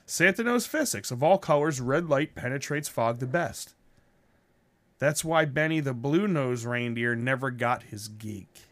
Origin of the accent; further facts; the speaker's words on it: United States; I'm an American with Italian descent